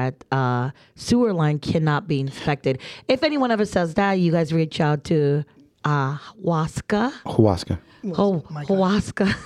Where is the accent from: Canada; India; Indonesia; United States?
United States; New Jersey; I'm from Jersey